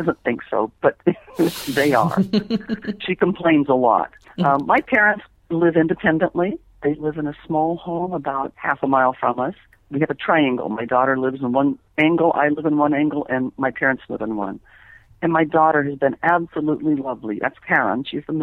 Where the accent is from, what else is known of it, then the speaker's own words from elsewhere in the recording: Bakersfield, California, United States; also born or lived in San Jose, California / Pleasanton, California; I grew up in California Central Valley